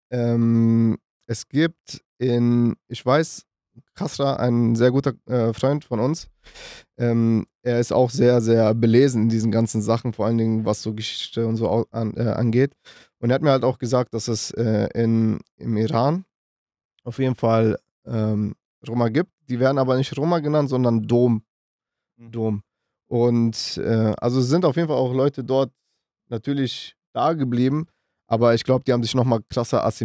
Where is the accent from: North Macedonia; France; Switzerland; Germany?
North Macedonia; meine Familie habe ich gerade erzählt, wir kommen aus Mazedonien.